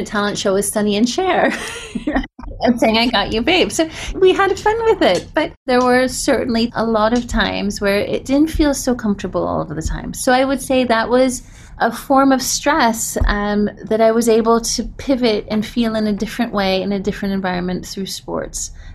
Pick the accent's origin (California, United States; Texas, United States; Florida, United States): Florida, United States; Sarasota; moved away as an adult; I grew up in Sarasota, Florida, which is on the West Coast between Naples and Tampa.